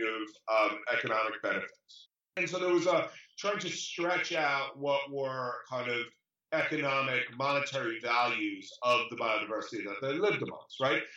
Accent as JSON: {"language": "English", "region": "New York", "country": "United States", "said": "I'm from New York originally"}